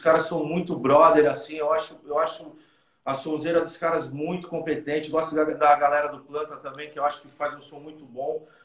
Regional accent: Santos, São Paulo, Brazil; A gente a gente é de Santos

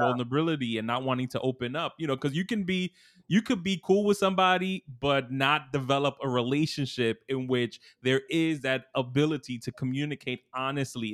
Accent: New York City, New York, United States; I'm from Brooklyn

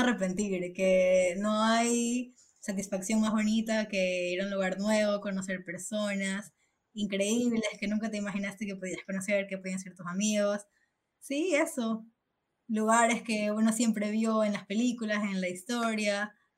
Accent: Ecuador; moved away as an adult; now in Spain; soy de Ecuador

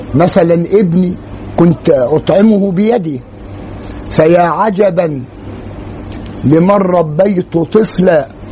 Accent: Egypt; عندنا في مصر

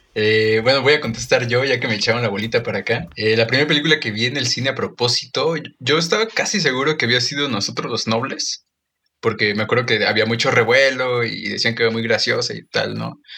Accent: Mexico; Como, buen mexicano

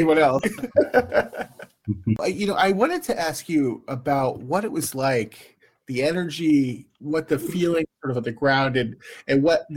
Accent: United States; as an American

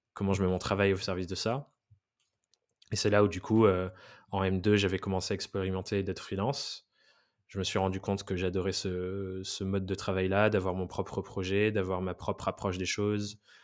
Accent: Dordogne, Nouvelle-Aquitaine, France; moved away as an adult; also born or lived in England; now in Paris, France; je viens, de Dordogne. J'ai été dans un des pires collèges-lycées d'Aquitaine

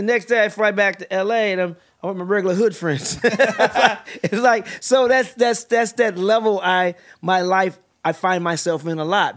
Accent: St. Louis, Missouri, United States; moved away; also born or lived in Northern California / New York; I was born in Northern California and my mom packed up six kids and moved to New York and then we moved to Saint Louis and settled in Saint Louis

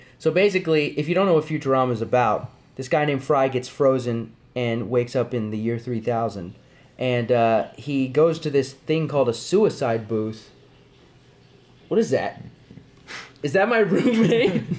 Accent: New Mexico, United States; New Mexico's where I'm from. It's just the truth.

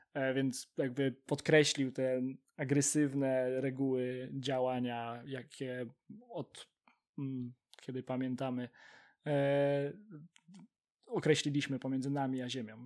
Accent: Poznań, Greater Poland, Poland; całe nasze życie e, w Poznaniu

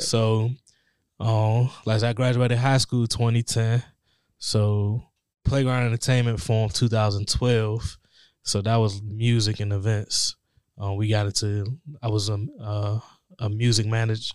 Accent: Forestville, Maryland, United States; I grew up in Forestville

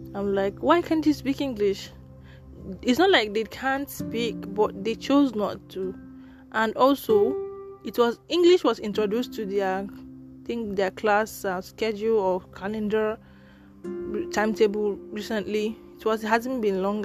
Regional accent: Nigeria; there are many tribes, there are many languages, there are many dialects in Nigeria

